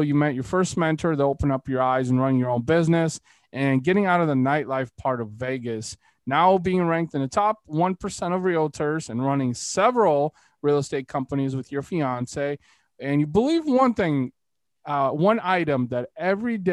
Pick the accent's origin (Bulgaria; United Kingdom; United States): Bulgaria; moved away; I was born in Bulgaria, so Eastern European